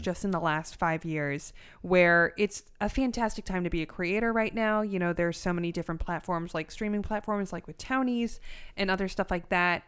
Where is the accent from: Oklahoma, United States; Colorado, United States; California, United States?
California, United States; Los Angeles; also born or lived in Orange County; I'm from North Hollywood